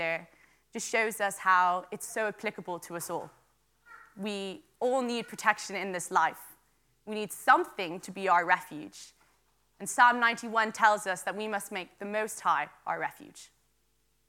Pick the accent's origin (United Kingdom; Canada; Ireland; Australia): Ireland; Wicklow, Leinster; also born or lived in Dublin; I am from Wicklow, and I'm also a student in UCD in Dublin.